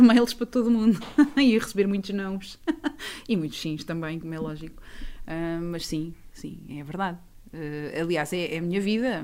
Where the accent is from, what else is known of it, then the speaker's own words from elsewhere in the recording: Portugal; enquanto portuguesa